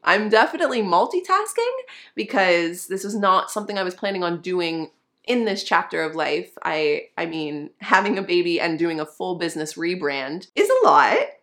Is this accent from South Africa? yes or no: no; Canada; now I'm a Canadian and my business is incorporated in Canada